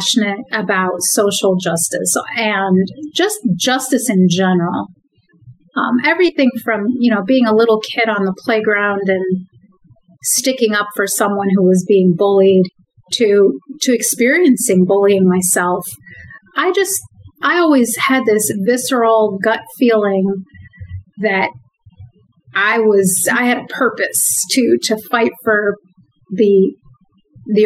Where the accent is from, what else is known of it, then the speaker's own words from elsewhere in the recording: Madison, Wisconsin, United States; also born or lived in Cairo, Egypt; growing up in Madison